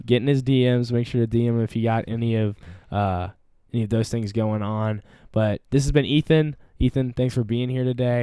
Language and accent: English; Fayetteville, Arkansas, United States; I'm from Fayetteville